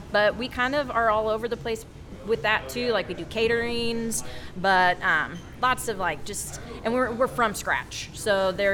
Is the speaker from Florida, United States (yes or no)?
no; Wichita, Kansas, United States; also born or lived in California / Australia; I was born and raised here in Wichita